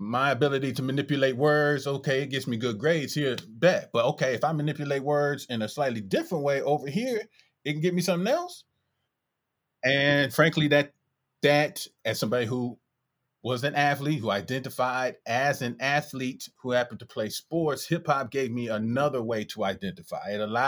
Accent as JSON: {"language": "English", "town": "Detroit", "region": "Michigan", "country": "United States", "tie": "born or raised there", "said": "I was born December 1979 in Detroit. And I grew up in a middle class home where hip hop was essentially illegal."}